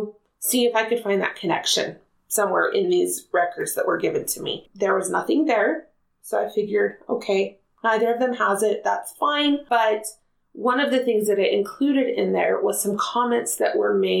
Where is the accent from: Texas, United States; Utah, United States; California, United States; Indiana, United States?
Utah, United States; Spanish Fork; I grew up in Spanish Fork, Utah, and still live in Spanish Fork, Utah